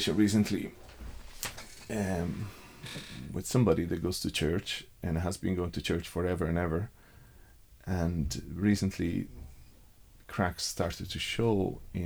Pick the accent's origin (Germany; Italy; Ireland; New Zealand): Italy; Rome, Lazio; moved away; I grew up in Rome